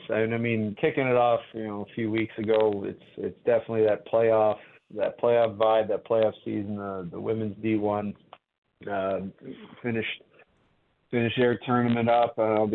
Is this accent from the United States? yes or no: no; Canada; as a Canadian kid